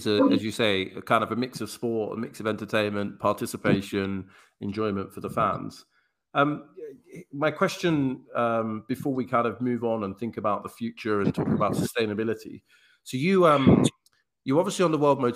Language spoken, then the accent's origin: English; England, United Kingdom; I'm from England